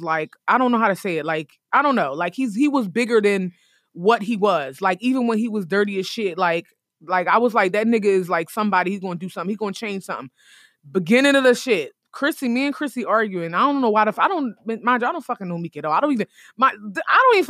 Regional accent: Philadelphia, Pennsylvania, United States; we're from Philly. We are recording right now in Philadelphia.

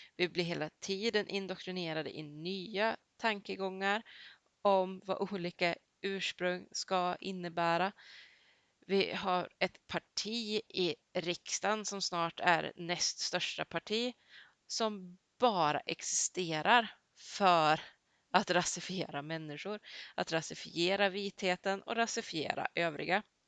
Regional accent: Sweden; Jag har gått hela mitt liv i svensk skola

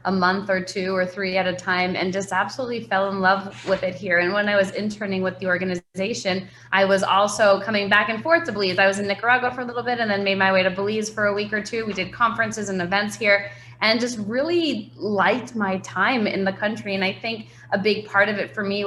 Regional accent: New York, United States; moved away as an adult; I grew up in New York and grew up skiing

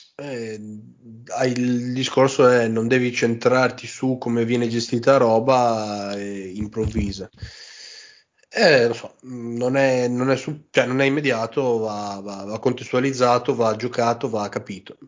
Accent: Modena, Emilia-Romagna, Italy; io sono di Modena

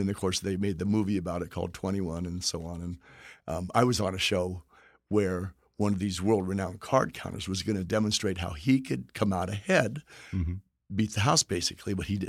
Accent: Texas, United States; where I'm from Texas

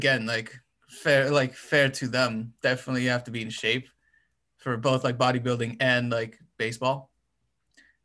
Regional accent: Romania; moved away; I'm from Europe, from Romania.

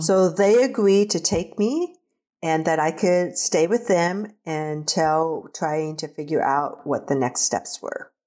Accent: Nebraska, United States; also born or lived in Korea; I was raised in Nebraska on a farm with my siblings

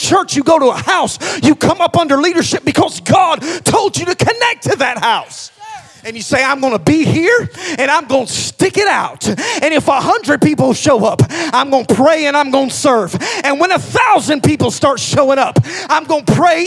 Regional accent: Hamilton, United States; moved away; also born or lived in Knoxville; where we come from. We're from Hamilton

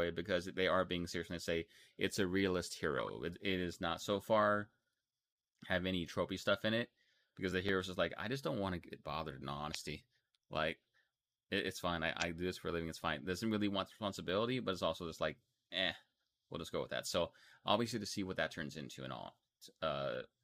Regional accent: Texas, United States; I'm from Texas

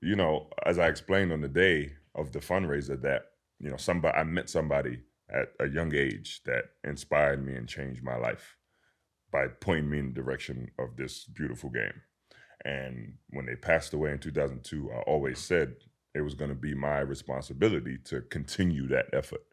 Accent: London, United Kingdom; being born and raised in London, England

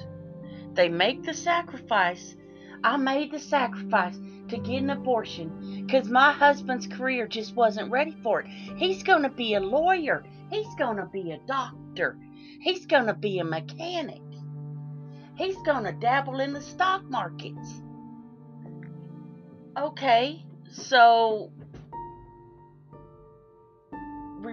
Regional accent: Texas, United States; I grew up in the Texas foster care system

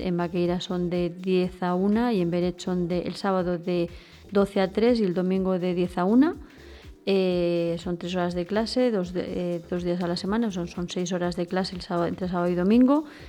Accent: Val d'Aran, Catalonia, Spain; los que somos de aquí del Valle

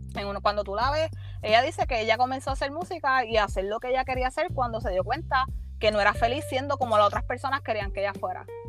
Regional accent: Puerto Rico; como boricua

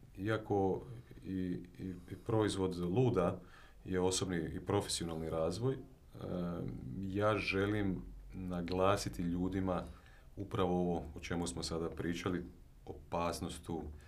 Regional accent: Osijek, Osijek-Baranja County, Croatia; ja sam inače iz Osijeka, ovaj, mhm. djetinstvo sam tamo proveo

